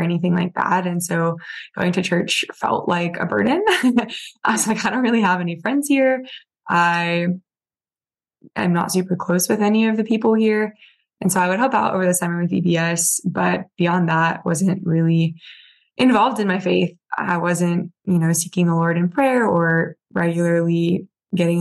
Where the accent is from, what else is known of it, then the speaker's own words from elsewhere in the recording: Virginia Beach, Virginia, United States; I grew up in Virginia Beach